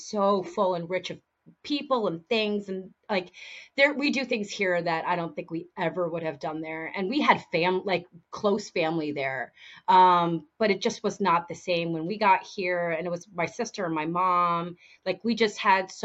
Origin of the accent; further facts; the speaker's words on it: East Coast, United States; moved away as an adult; now in Washington, United States; I grew up on the East Coast. I lived my whole life on the East Coast.